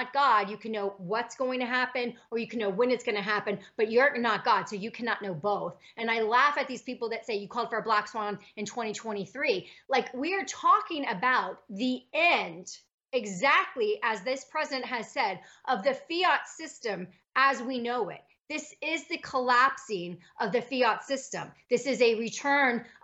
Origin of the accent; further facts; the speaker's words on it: United States; we have as Americans